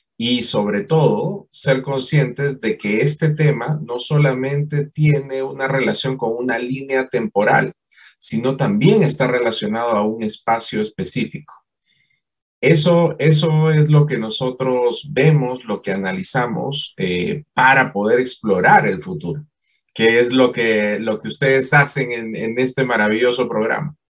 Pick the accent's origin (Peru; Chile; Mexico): Peru; moved away as an adult; now in Colombia; yo soy peruano